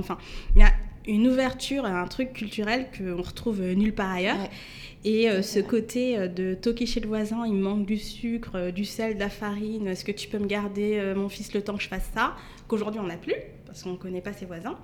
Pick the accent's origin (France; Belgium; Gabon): France; Mantes-la-Jolie, Île-de-France; j'ai grandi à Mantes-la-Julie. Mhm. donc 78